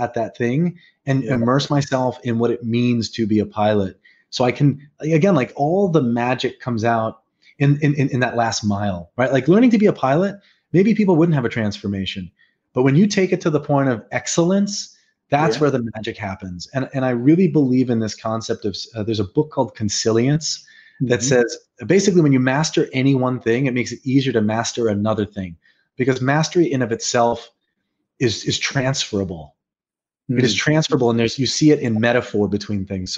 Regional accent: New York, United States; I'm a New Yorker

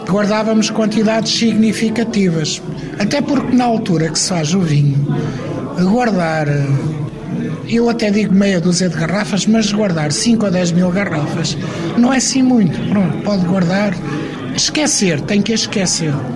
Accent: Lisbon, Portugal; also born or lived in Trás-os-Montes; eu nasci em Lisboa

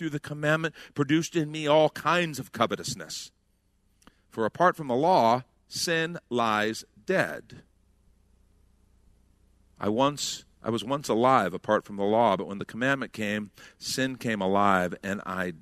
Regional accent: United States; us as Americans

